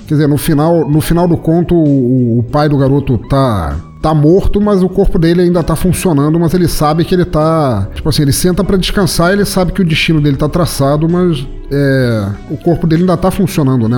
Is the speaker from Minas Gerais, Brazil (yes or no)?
no; Santa Catarina, Brazil; eu sou de Santa Catarina